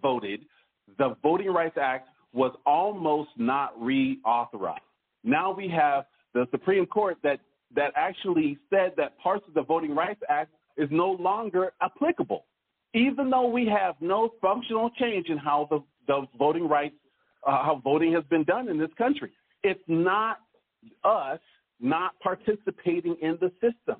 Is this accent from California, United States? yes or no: no; Oregon, United States; I come from Oregon